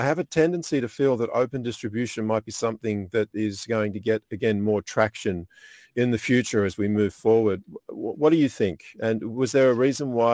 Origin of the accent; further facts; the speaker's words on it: Australia; from Radisson Blu in Australia. So my hometown or my country.